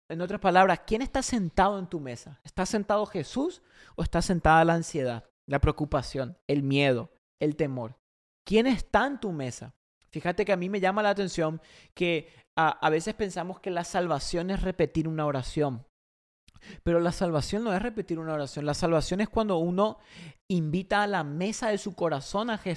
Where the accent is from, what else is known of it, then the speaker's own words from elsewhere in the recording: Paraguay; now in United States; cuando yo vine de Paraguay, Allá en Paraguay, por ejemplo, Argentina, todos esos países, la, gente, la familia al mediodía se sienta en la mesa con la familia.